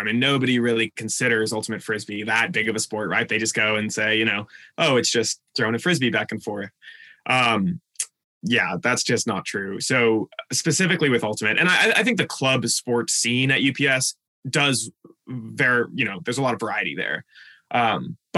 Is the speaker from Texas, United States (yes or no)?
yes; Houston, Texas, United States; moved away as an adult; now in Tacoma, United States; I'm from Houston, Texas, born and raised there